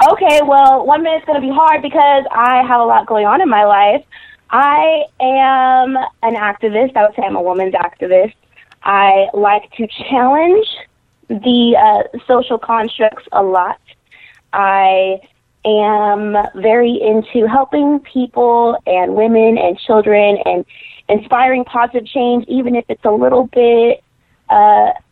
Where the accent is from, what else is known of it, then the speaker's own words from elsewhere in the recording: Texas, United States; also born or lived in California; Yeah, I'm raised in Texas. Born in California, but raised in Texas.